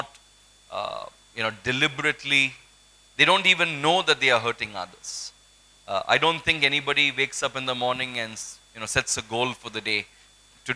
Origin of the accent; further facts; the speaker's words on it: Kolkata, West Bengal, India; I grew up in Kolkata